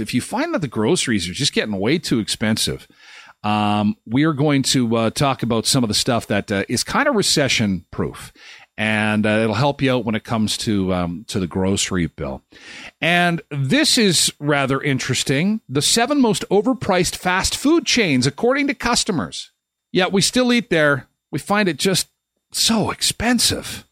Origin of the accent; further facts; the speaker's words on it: Manitoba, Canada; I was born and raised in Manitoba, and I'm not used to it